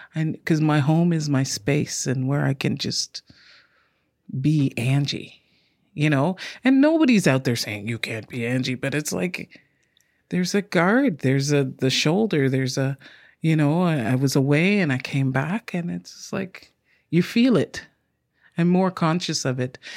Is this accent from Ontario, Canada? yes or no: yes; Ontario, Canada; also born or lived in England / Ottawa; now in Victoria, Canada; I grew up in Ontario, born in England, been in Canada since I've been five